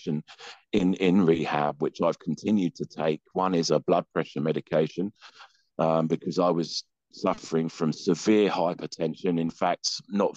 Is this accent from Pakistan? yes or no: no; England, United Kingdom; now in Houston, United States; I'm English.